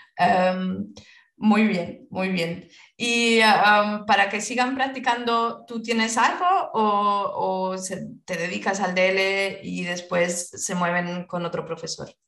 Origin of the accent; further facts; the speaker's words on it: Spain; also born or lived in France; Soy española.